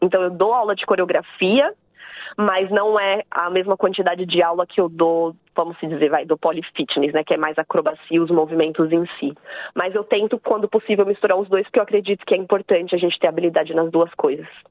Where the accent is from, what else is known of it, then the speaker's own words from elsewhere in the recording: São Paulo, Brazil; moved away as an adult; now in Brisbane, Australia; eu sou de São Paulo, lá no Brasil